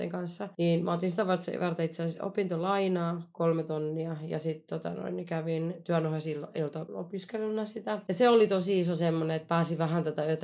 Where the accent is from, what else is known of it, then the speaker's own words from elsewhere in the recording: Turku, Southwest Finland, Finland; moved away as an adult; now in Bristol, United Kingdom; Mä oon turkulainen, 34 kai.